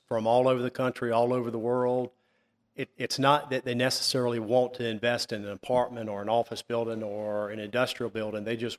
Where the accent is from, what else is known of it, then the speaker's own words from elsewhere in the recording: Fuquay-Varina, North Carolina, United States; I grew up in Fuquay. I tell folks we used to grow tobacco. Now they grow houses